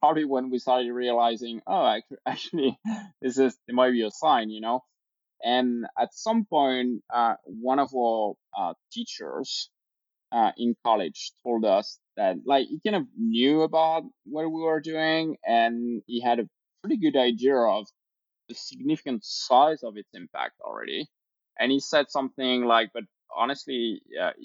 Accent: France; moved away as an adult; also born or lived in Normandy, France / Provence, France / Sydney, Australia / Paris, France; now in New York, United States; I was born in France, lived in a small, you know, village. Then we moved around. I spent part of my life in Provence, very nice area, and then studied in the south of France

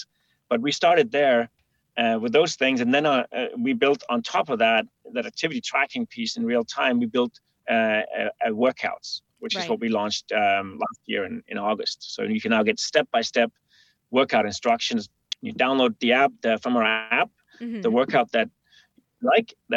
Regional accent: Denmark; a river crossing in my hometown in Denmark

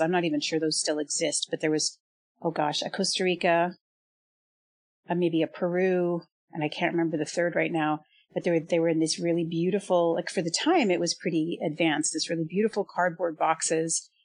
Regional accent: Canada; I grew up in Canada

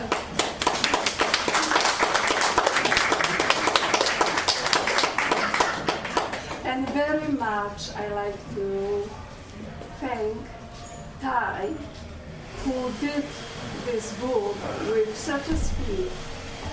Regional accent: Legnica, Lower Silesian Voivodeship, Poland; English is a second language; now in Canada; I immigrated from Poland without knowing English

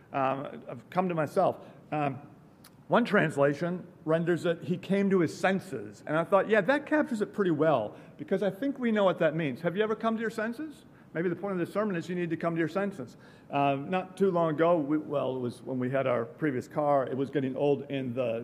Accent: Wisconsin, United States; I grew up in Wisconsin. We have pretty distinct winters.

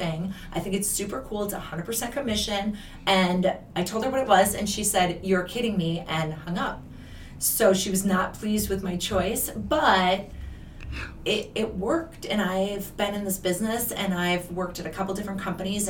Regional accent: Wisconsin, United States; moved away as an adult; also born or lived in Minnesota; I'm from Wisconsin originally. I grew up on a farm, a dairy farm

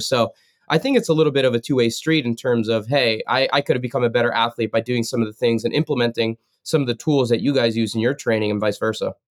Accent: New Jersey, United States; moved away as an adult; also born or lived in Stanford / Colorado Springs; growing up in Jersey

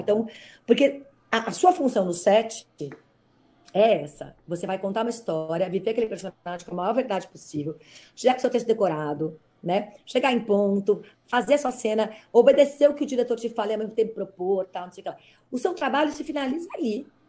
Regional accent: São Paulo, Brazil; Eu, como sou paulista

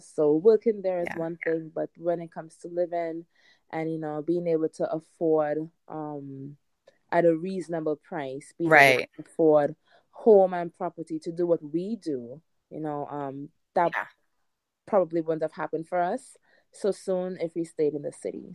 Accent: Trinidad & Tobago; also born or lived in New York City; now in Hudson Valley, New York, United States; i'm not american i'm from the caribbean i'm from trinidad and tobago and um, grew up surrounded by you know lovely fruits and vegetables.

